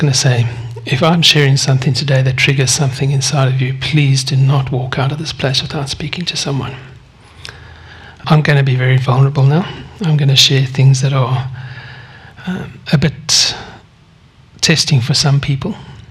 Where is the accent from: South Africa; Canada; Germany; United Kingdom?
South Africa; born there; I was born 55 years ago, on the 17th of July, 1968, in South Africa. My accent does not give that away, but that's okay.